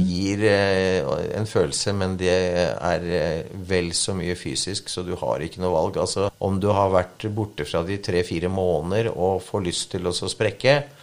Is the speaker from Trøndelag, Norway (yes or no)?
no; Vikersund, Buskerud, Norway; born or raised there; also born or lived in Tromsø